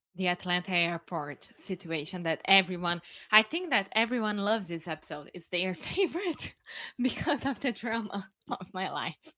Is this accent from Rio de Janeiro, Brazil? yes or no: yes; Rio de Janeiro, Brazil; English is a second language; moved away; I'm from Brazil. Yeah, from Rio